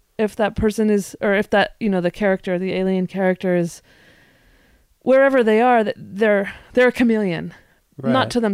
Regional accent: the West, United States; I am born and bred in the West.

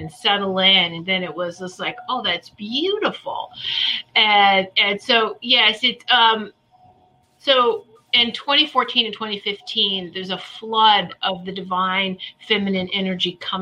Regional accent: Virginia Beach, Virginia, United States; I grew up in the Virginia Beach area

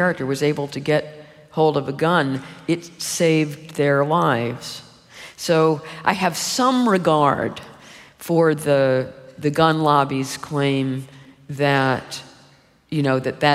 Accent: United States; when I was growing up in the United States

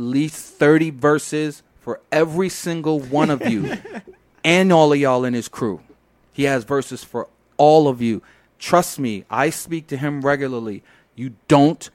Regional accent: New York City, New York, United States; I'm from Brooklyn

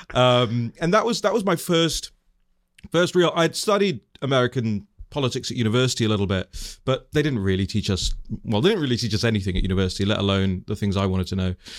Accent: London, United Kingdom; moved away; I was born and raised in West London to, um, Tanzanian, uh, Indian immigrant parents

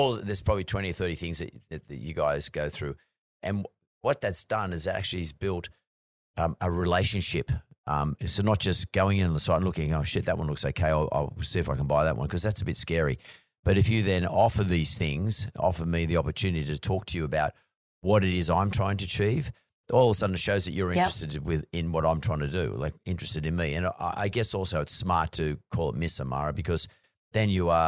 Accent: Australia; I think being Aussie sort of helps a little bit, to be honest with you, with the Australian market at least.

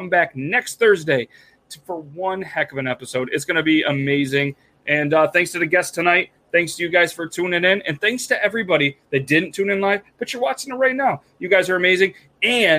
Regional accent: New York, United States; We're all from New York.

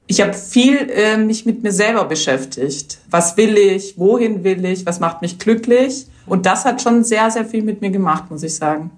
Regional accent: Vienna, Austria; moved away as an adult; now in Germany; ich komme ja aus der Wien-Region

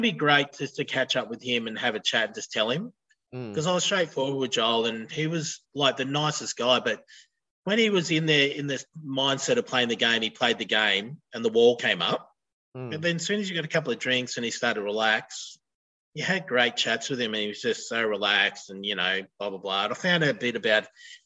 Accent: near Broken Hill / Silverton, New South Wales, Australia; moved away as an adult; now in Gold Coast, Australia; Got married in Broken Hill or Silverton, which was 20 k's out of my hometown.

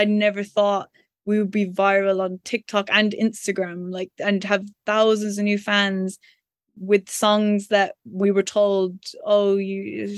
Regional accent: Ireland; I don't know, is it because we're Irish? Then it's kind of the thing of, oh, you're not English.

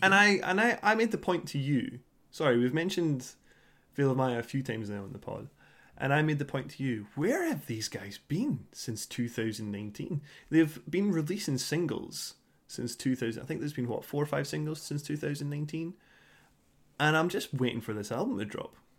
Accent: Scotland, United Kingdom; being Scottish

